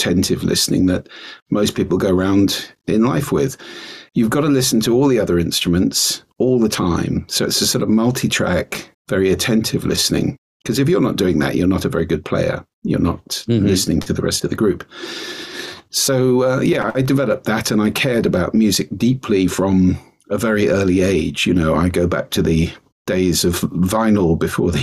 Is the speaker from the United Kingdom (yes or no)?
yes; London, United Kingdom; moved away as an adult; now in Orkney, United Kingdom; I'm originally from London, but I've been coming up here since I was 16